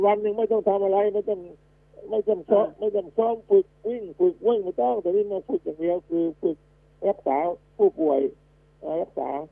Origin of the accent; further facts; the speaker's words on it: Southern Thailand, Thailand; ผมเป็นคนภาคใต้ เป็นคนภาคใต้เลยนะเดี๋ยวนี้